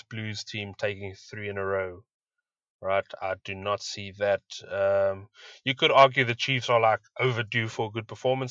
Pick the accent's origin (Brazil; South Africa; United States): South Africa; As a South African